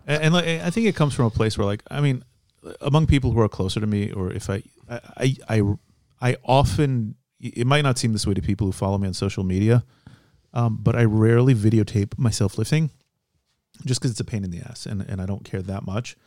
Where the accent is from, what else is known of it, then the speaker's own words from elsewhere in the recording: Midwest, United States; moved away as an adult; now in Israel; I grew up in the Midwest also